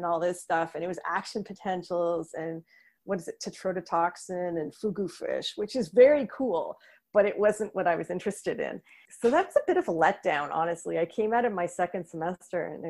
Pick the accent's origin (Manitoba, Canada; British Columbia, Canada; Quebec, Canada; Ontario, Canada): Ontario, Canada; Milton; also born or lived in Toronto, Canada / Guelph, Canada; I was born in Toronto, but I grew up in Milton, Ontario.